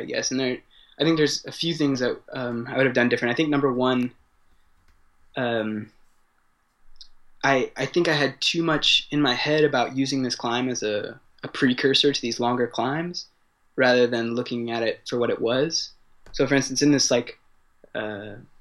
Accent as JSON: {"language": "English", "town": "San Diego", "region": "California", "country": "United States", "tie": "born or raised there", "moved": "as an adult", "lives_now": "Paris, France", "said": "I was born in San Diego, California, and grew up there. I've been living in Paris for the last 3 years"}